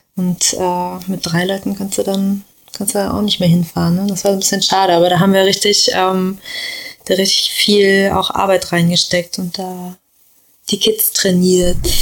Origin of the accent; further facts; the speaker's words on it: Gifhorn, Lower Saxony, Germany; Bei uns in Gifhorn